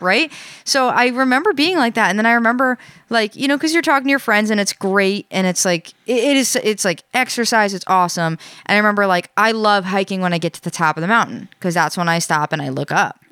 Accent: New York, United States; now in New England, United States; I grew up in New York

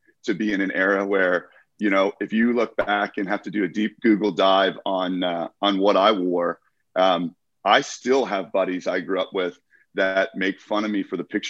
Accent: United States; I competed in my home country.

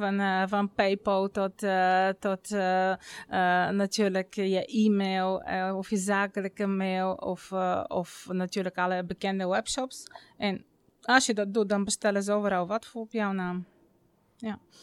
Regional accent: Bulgaria; Dutch is a second language; moved away as an adult; now in Netherlands; ik kwam zelf uit Bulgarije. Ik kwam eh, op mijn negentiende naar Nederland vanwege mijn vakantieliefde

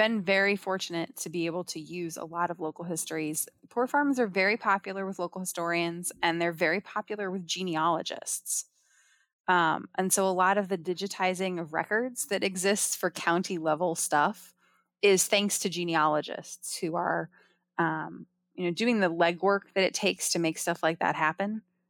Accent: Ohio, United States; I grew up in Ohio. I went to school all over the Midwest.

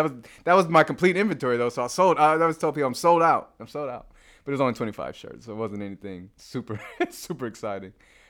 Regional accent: Chicago, Illinois, United States; also born or lived in New York; So, I'm originally from Chicago. I went to Florida A&M to get my business degree.

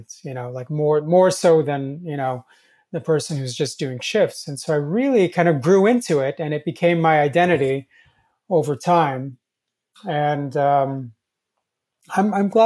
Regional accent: Turkey; moved away; I wasn't born in this country. I was born in Turkey.

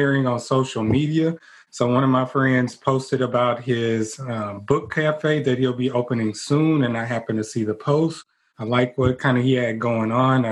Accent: Port Arthur, Texas, United States; my hometown. Okay. Another type of PA, Port Arthur, Texas.

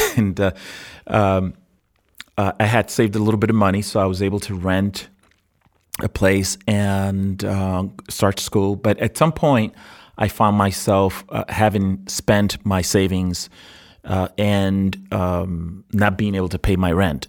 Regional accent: New York City, New York, United States; moved away; also born or lived in Puerto Rico / Arizona; I was born in Puerto Rico and I, and I grew up in New York City

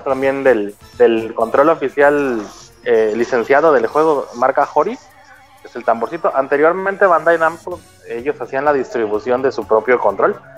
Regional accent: Mexico; now in Gifu, Japan; somos bien poquitos mexicanos acá

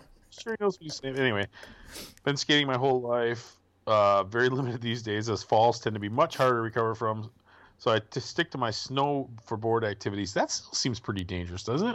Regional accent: Milwaukee, Wisconsin, United States; now in Michigan, United States; Where I grew up in the Milwaukee area

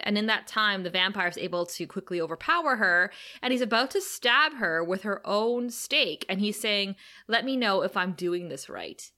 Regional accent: Thunder Bay, Ontario, Canada; Kara and I hail from Thunder Bay, Ontario, Canada, which is the amethyst mining capital of the world

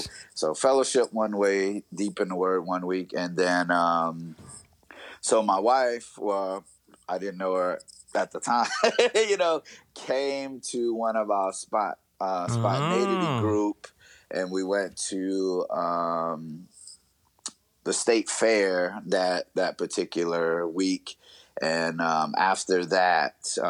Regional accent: north of New Orleans, Louisiana, United States; moved away as an adult; also born or lived in North Dakota; now in Twin Cities, Minnesota, United States; I grew up in Louisiana, right north of New Orleans

